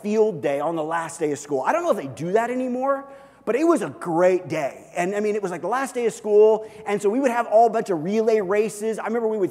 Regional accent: Kansas City, United States; I grew up in Kansas City

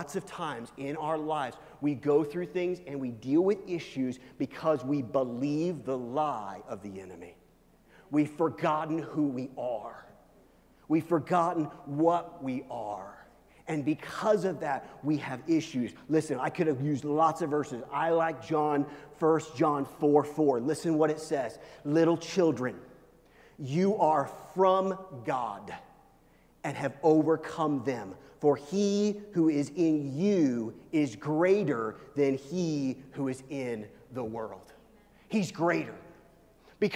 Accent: Midwest, United States; I'm from the Midwest.

